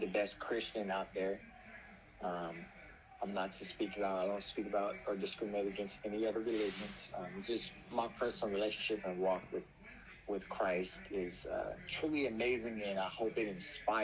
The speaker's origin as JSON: {"language": "English", "town": "Oakland", "region": "California", "country": "United States", "moved": "yes", "lives_now": "Stockton, United States", "said": "I'm from Oakland, California. I've lived in Stockton for some time now"}